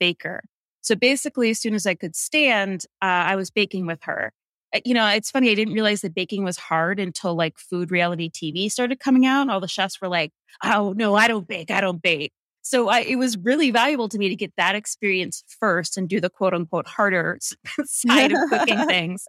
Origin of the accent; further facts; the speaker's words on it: Hinckley, Ohio, United States; moved away as an adult; also born or lived in New York City; I grew up in Hinckley, Ohio, which is a rural town about 30 miles south of Cleveland. So Northeast Ohio